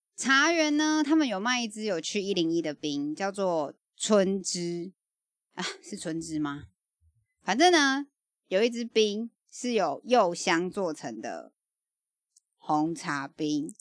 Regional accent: Taiwan; 我们台湾人

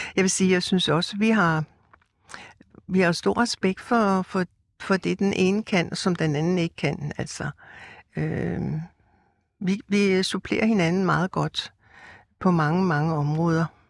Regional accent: Rødovre, Capital Region of Denmark, Denmark; jeg er opvokset ude i Rødovre, som er en forstad til København

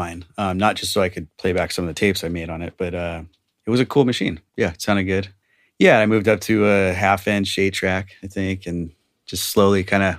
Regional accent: Walnut Creek, California, United States; In Walnut Creek.

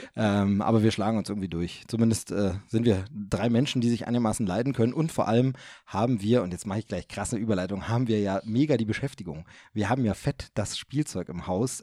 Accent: East Germany, Germany; wir sind Ossi-Kinder

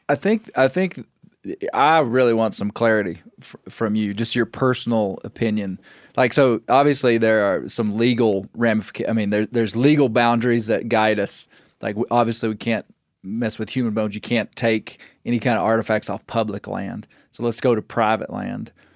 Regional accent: Western Arkansas, United States; I'm from Western Arkansas

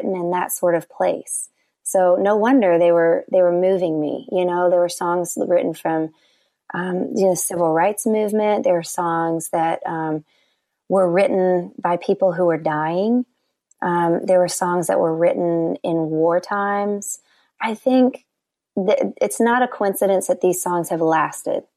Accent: the South, United States; now in Nashville, United States; I was raised in the South and in church

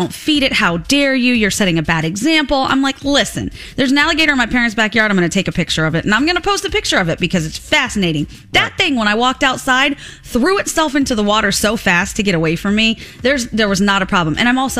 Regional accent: Florida, United States; born or raised there

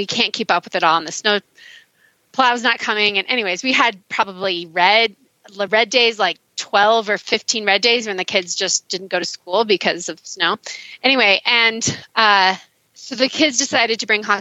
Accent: Mammoth Lakes, California, United States; I'm from Mammoth Lakes, California

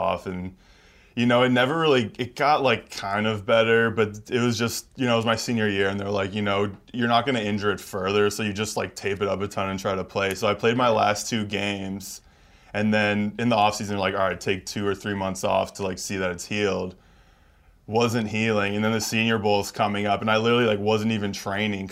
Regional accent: Canada; moved away; being Canadian.

